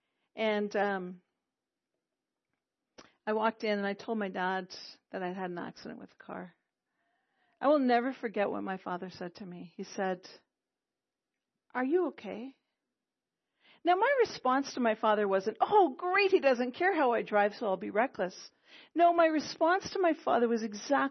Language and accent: English; Quebec, Canada; first language English; I'm from Quebec, okay? So people often say to me, oh, your English is so good. And I thank them because it's my mother tongue